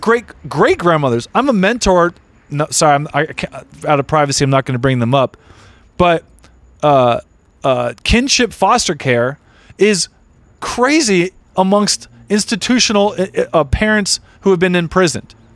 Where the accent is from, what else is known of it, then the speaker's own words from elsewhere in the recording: Redondo Beach, California, United States; I grew up in Redondo Beach.